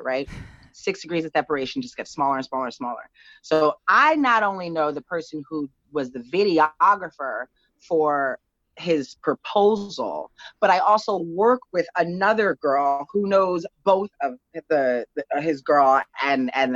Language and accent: English; New Jersey, United States; I'm from Jersey, a stone's throw away from the city.